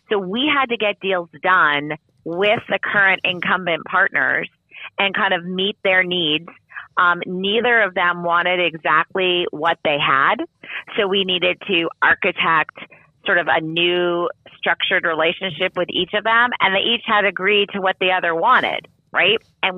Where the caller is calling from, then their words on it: Los Angeles, California, United States; I'm calling in from Los Angeles. I would say sunny Los Angeles, but it isn't, so I won't lie.